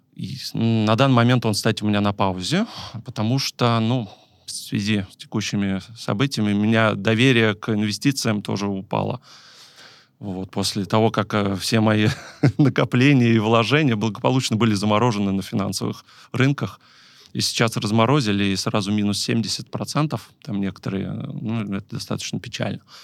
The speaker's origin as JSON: {"language": "Russian", "town": "Tver", "region": "Tver Oblast", "country": "Russia", "said": "я сам из Твери"}